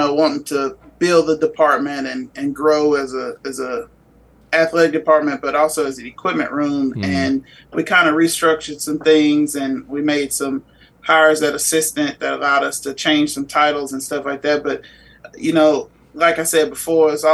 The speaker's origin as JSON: {"language": "English", "region": "Texas", "country": "United States", "tie": "born or raised there", "said": "Back in my home state"}